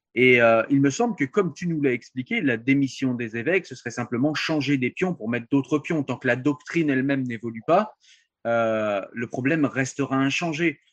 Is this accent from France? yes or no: yes; France; je suis français